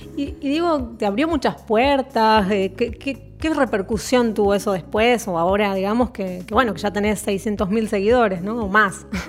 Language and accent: Spanish; Tucumán, Argentina